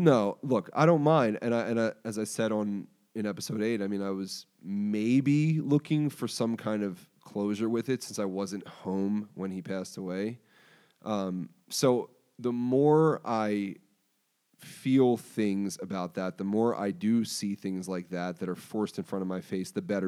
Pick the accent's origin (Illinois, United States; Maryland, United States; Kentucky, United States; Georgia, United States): Maryland, United States; Baltimore; moved away as an adult; also born or lived in Pennsylvania; I moved home to Baltimore.